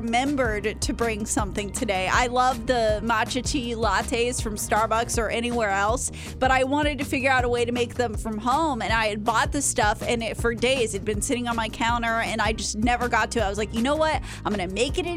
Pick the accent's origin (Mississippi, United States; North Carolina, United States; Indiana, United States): Mississippi, United States; Jackson; my hometown.